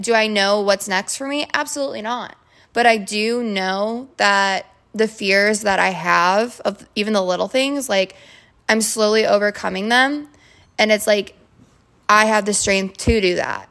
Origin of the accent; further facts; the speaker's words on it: Twinsburg, Ohio, United States; moved away; also born or lived in Orlando, Florida; I'm from Cleveland, Ohio, Twinsburg to be exact, which is like thirty minutes outside the city